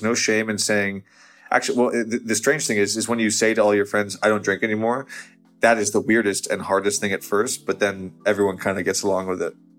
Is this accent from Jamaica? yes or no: no; outside New York, United States; moved away as an adult; also born or lived in Los Angeles; whole childhood, I grew up outside New York